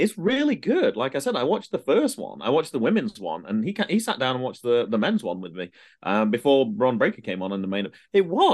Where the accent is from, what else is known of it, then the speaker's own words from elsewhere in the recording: United Kingdom; moved away; as a Brit